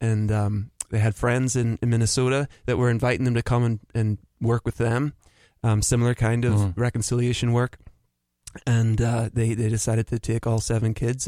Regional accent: Belfast, Northern Ireland, United Kingdom; I'm from Belfast, Northern Ireland.

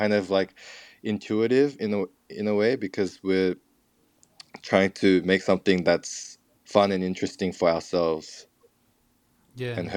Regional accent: Australia; it's like less about the fact that we're Korean Australian and more about what it sounds like

